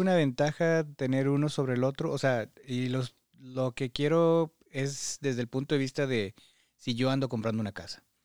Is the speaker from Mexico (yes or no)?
yes; Mexico; now in United States; como mexicanos nos gusta hacernos a la idea